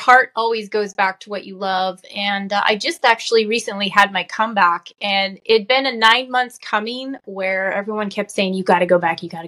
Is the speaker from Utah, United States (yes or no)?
yes; Utah, United States; now in California, United States; I'm originally from Utah. I live in California now